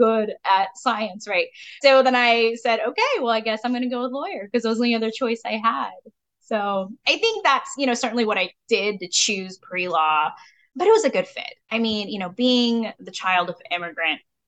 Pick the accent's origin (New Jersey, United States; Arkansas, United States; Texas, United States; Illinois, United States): Texas, United States; Kaufman; also born or lived in California; even though I was born in California a month after my parents arrived in the United States, I'd say I grew up in Kaufman, Texas